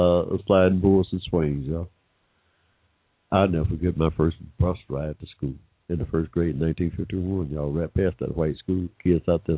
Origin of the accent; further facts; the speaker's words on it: McDonough, Georgia, United States; I was born in 1945 in Georgia, y'all, without financial or 14th Amendment right protections. Me, when I started school in 1951 in this state, I rode right past a white school that seemed like right next door, all the way to a rundown black school in McDonough